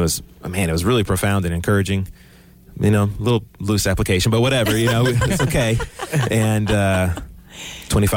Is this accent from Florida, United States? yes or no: no; Houston, Texas, United States; I'm from Texas, born in Houston. I've never left the Houston area